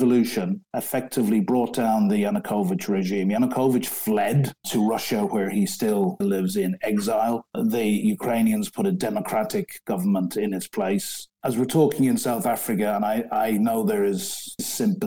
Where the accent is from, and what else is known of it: Ireland; moved away as an adult; now in London, United Kingdom